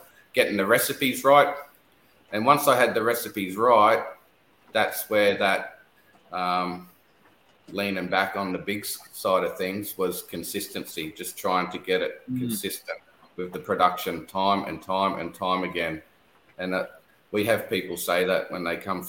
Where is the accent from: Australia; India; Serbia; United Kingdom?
Australia; Newcastle, New South Wales; now in Bundaberg, Australia; I'm originally from Newcastle